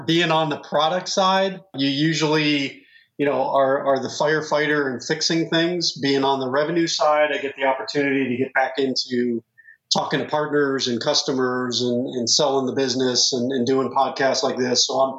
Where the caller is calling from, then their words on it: Cincinnati, Ohio, United States; I am in Cincinnati, Ohio.